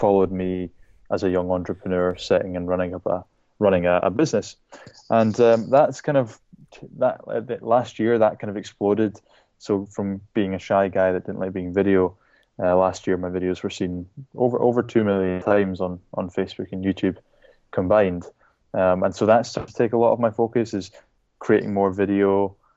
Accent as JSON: {"language": "English", "area": "Shetland Islands", "region": "Scotland", "country": "United Kingdom", "tie": "born or raised there", "moved": "yes", "lives_now": "Edinburgh, United Kingdom", "said": "I was brought up in the Shetland Islands, which is a tiny group of islands at the very, very northern tip of the UK"}